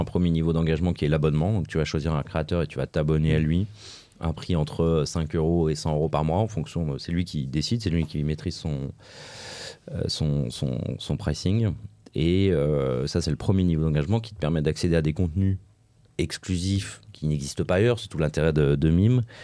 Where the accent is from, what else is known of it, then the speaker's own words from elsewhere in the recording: Lyon, Auvergne-Rhône-Alpes, France; je suis lyonnais